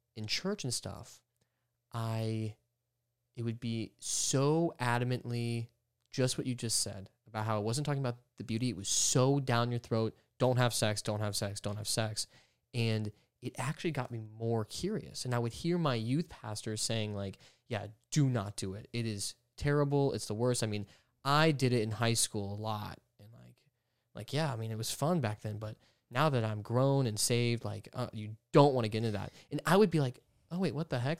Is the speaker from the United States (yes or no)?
yes; Georgia, United States; I grew up in Georgia